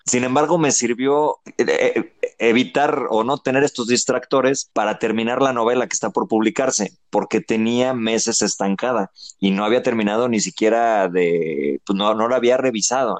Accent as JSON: {"language": "Spanish", "country": "Mexico"}